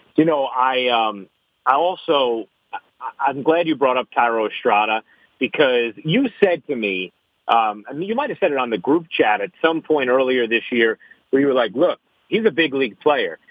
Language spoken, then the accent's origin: English; New York City, New York, United States; as a New Yorker